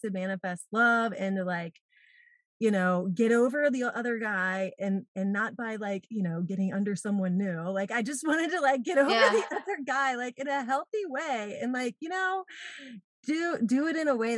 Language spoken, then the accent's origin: English; East Coast, United States; moved away as an adult; also born or lived in San Diego / Atlanta; now in St. Petersburg, United States; I grew up on the East Coast and moved out to San Diego